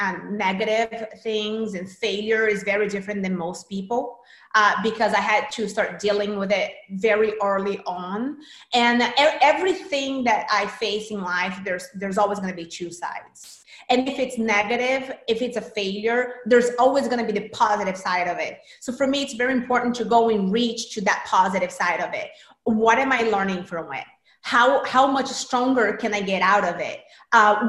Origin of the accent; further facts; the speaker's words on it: Brazil; moved away; I'm from Brazil originally. And in Brazil, I started working as an actress. I was a pretty big child actress in Brazil at 8